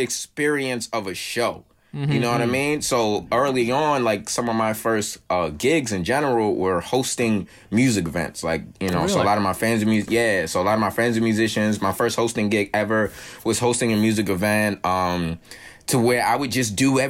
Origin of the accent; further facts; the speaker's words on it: New York City, New York, United States; I grew up in Brooklyn